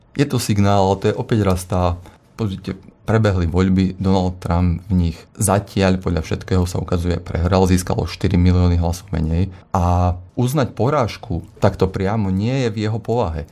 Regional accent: Slovakia; ja som Slovák, eh, pôvodom

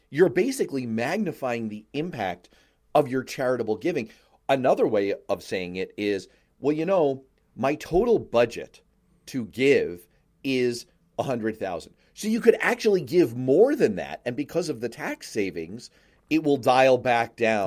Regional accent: New York City, New York, United States; I grew up in New York City

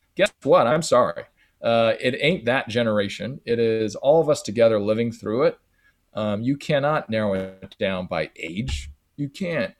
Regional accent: San Francisco, California, United States; Growing up in San Francisco, going to a, a high school, elementary school, a middle school

